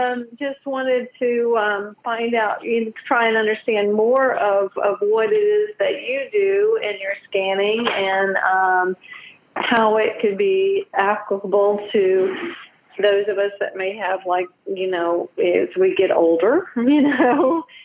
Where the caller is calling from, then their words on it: Southern Pines, North Carolina, United States; I'm actually in Southern Pines, North Carolina.